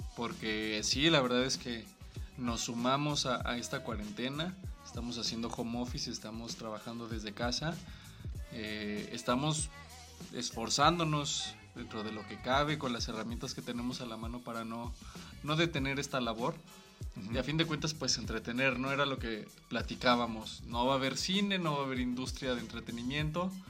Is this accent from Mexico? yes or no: yes; Guanajuato, Mexico; somos de Guanajuato